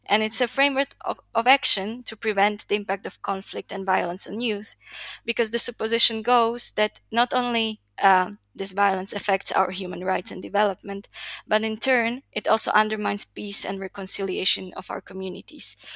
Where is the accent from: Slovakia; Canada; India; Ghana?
Slovakia; moved away as an adult; now in Chile; I was born and raised in Slovakia